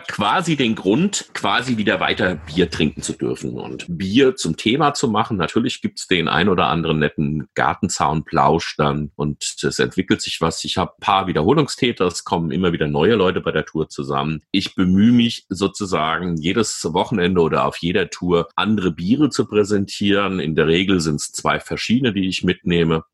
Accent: Rüsselsheim, Hesse, Germany; accent: Hessian; meine Heimatstadt Rüsselsheim

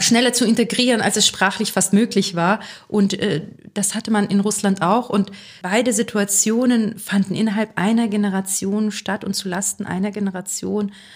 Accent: Neustadt an der Weinstraße, Rhineland-Palatinate, Germany; also born or lived in Kazakhstan; meine Heimatstadt ist die Stadt tatsächlich, in der ich gerade lebe, also Neustadt an der Weinstraße

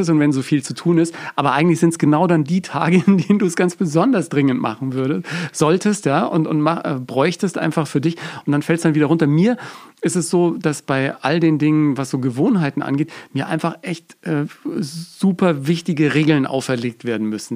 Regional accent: Bavaria, Germany; bei uns in Bayern

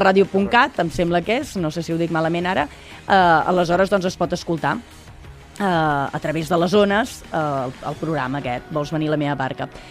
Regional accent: Mont-roig del Camp, Catalonia, Spain; una ràdio pirata que teníem a Montroig del Camp, que és el meu poble

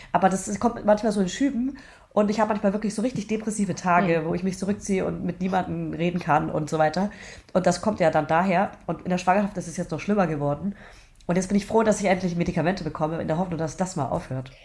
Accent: Franconia, Bavaria, Germany; Ich komme ja aus Franken.

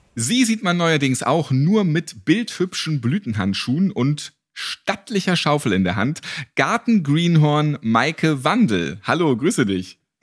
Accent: Hamburg, Germany; Ich bin ja auch Hamburger

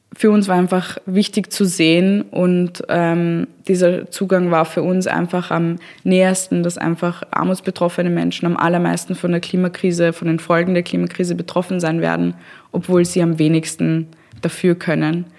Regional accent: Austria; bei uns in Österreich

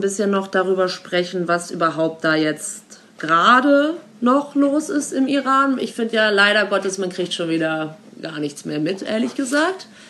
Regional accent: Germany; ich als Deutsche Weise Frau

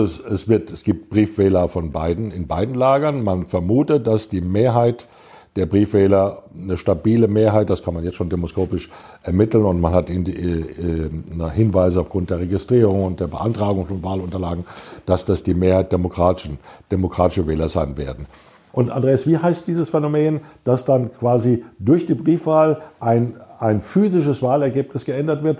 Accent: Germany; als Europäer, als Deutsche

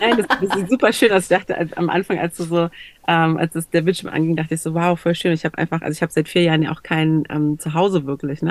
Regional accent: Berlin, Germany; ich komme aus Berlin, ich bin Deutsche

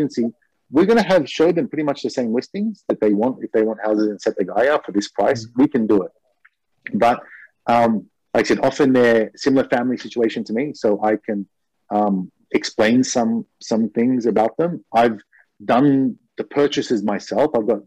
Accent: Australia; now in Japan; I'm from Australia

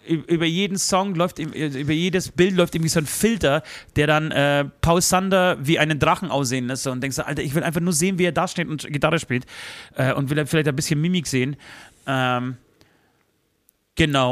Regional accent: Tychy, Silesian Voivodeship, Poland; moved away; in meine Geburtsstadt Dichau

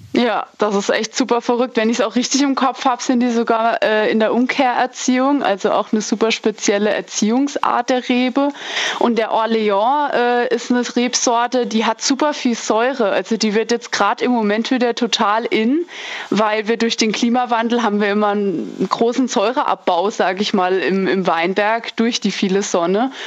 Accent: Weinsheim, Rhineland-Palatinate, Germany; bei uns in Weinsheim

